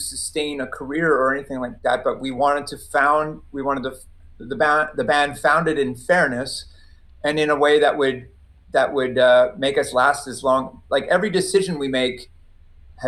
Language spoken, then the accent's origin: English; Maritime provinces, Canada; I come from the Maritime Provinces. I was raised Catholic